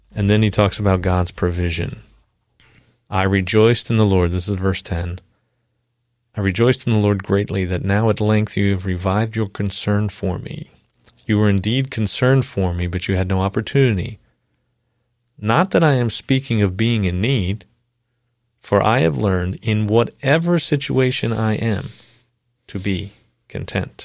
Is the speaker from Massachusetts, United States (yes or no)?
no; Long Island, New York, United States; moved away; I'm from Long Island originally